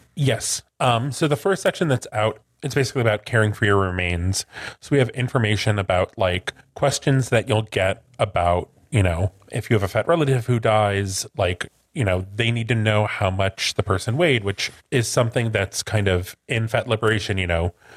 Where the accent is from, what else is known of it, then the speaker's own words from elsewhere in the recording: Midwest, United States; I'm from the Midwest.